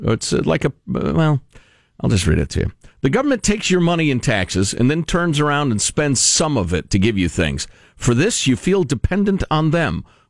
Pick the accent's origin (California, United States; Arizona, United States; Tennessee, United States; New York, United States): California, United States; San Francisco; born there; now in Tiburon, United States; I was born in San Francisco nearly 78 years ago. Lived in Tiburon for the last 52 years.